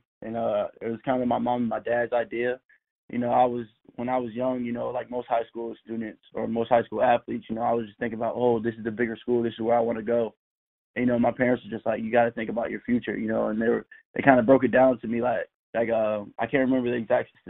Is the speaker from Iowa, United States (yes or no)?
no; Tampa, Florida, United States; also born or lived in South Carolina / Savannah / Puerto Rico / Charleston; And then I ended up in Tampa around second grade, I think it was. And then I've been in Tampa ever since